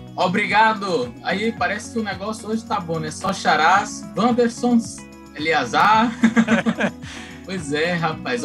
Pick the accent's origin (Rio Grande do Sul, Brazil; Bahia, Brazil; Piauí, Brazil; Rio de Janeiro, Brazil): Bahia, Brazil; moved away as an adult; also born or lived in Aracaju, Sergipe; now in São Luís, Brazil; eu sou baiano de nascimento, né? Sou baiano.